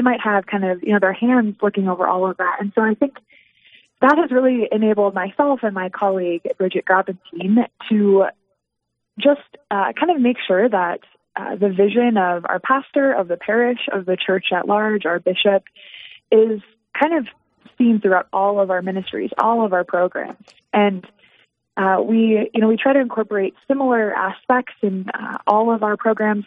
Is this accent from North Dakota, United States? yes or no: yes; Dickinson, North Dakota, United States; now in Rapid City, United States; I grew up in Dickinson, North Dakota